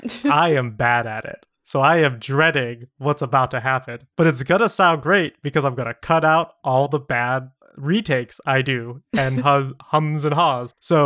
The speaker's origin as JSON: {"language": "English", "town": "Atlanta", "region": "Georgia", "country": "United States", "tie": "born or raised there", "said": "spooky stories that I have had happen to me in my hometown of Atlanta."}